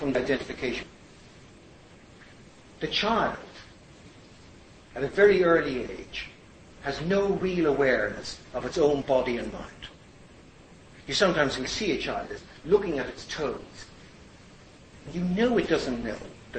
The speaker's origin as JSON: {"language": "English", "country": "Ireland", "said": "I was Irish"}